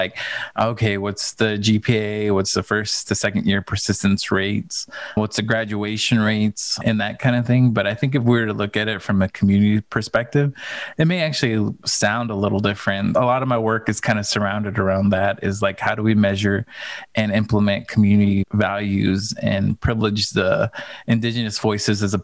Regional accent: Phoenix, Arizona, United States; Born and raised in Phoenix, Arizona.

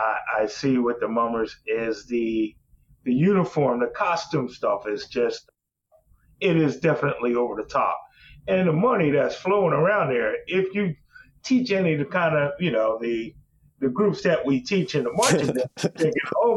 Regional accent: Philadelphia, Pennsylvania, United States; moved away as an adult; now in New Jersey, United States; from Philadelphia. I now reside in the state of New Jersey. I moved here for love.

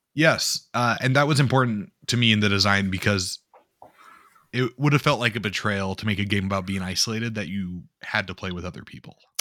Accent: North Dakota, United States; I grew up in North Dakota

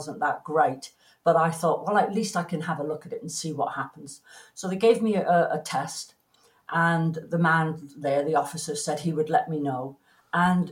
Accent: Plymouth, South West England, United Kingdom; moved away as an adult; also born or lived in London; now in Canada; I was born in Plymouth, in Devon, in England

